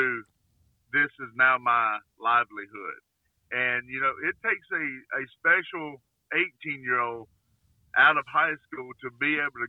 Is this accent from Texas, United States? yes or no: no; Alabama, United States; born or raised there